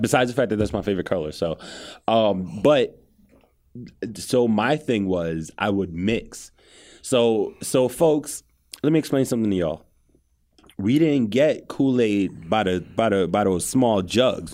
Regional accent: New York City, New York, United States; growing up in Cambria Heights, shout out to Cambria Heights, edge of Queens right there

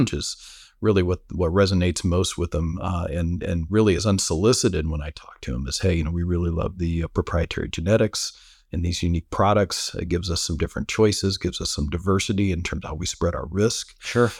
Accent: Fort Wayne, Indiana, United States; growing up in Fort Wayne, Indiana

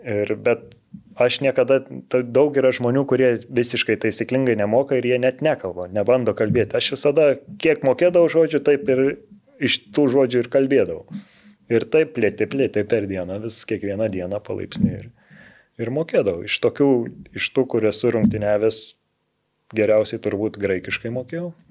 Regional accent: Lithuania; moved away as an adult; also born or lived in Israel; Tik Lietuvoje esu lietuvis ir gyvensiu Lietuvoje.

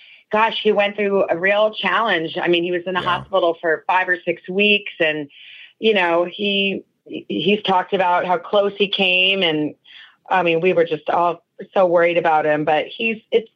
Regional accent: Arizona, United States; moved away; I grew up in Arizona

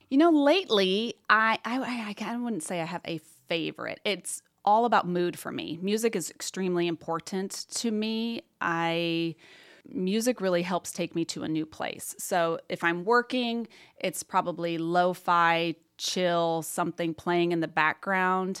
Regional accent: Muncie, Indiana, United States; moved away as an adult; also born or lived in Michigan / Chicago; I grew up in Muncie

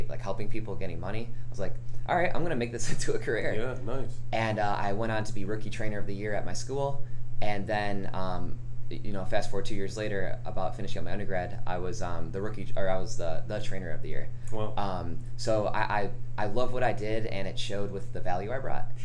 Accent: Rochester, New York, United States; now in Sandy Springs, United States; I'm a personal trainer here in Sandy Springs. I've been here for about two years. I came from Rochester, New York, upstate New York.

